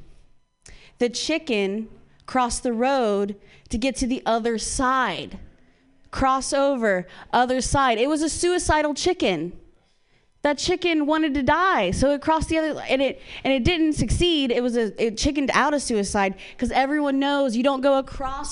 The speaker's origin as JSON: {"language": "English", "region": "Ohio", "country": "United States", "tie": "born or raised there", "moved": "yes", "lives_now": "California, United States", "said": "I'm from Ohio"}